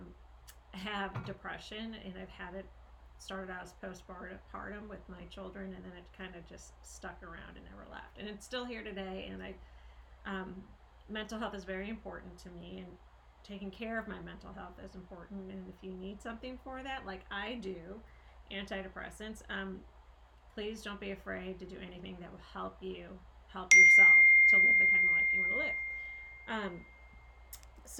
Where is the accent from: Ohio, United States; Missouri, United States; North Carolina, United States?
Missouri, United States; St. Louis; we do have such a history of growing up in St. Louis, Missouri. And we are childhood friends